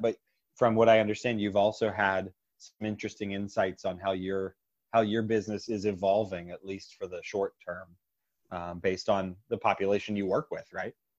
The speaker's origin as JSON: {"language": "English", "town": "Pittsburgh", "region": "Pennsylvania", "country": "United States", "tie": "born or raised there", "said": "in my hometown, part of the Pittsburgh network"}